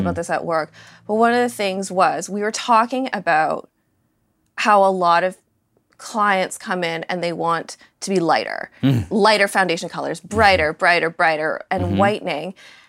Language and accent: English; Canada; I was born in Canada, raised by a Canadian family, their ancestry is British. So Canadian history, British history, all that, I totally understand.